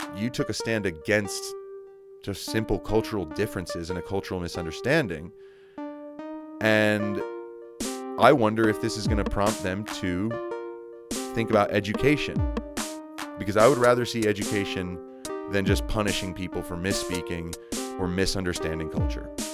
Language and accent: English; United States; Soy Americano. I'm American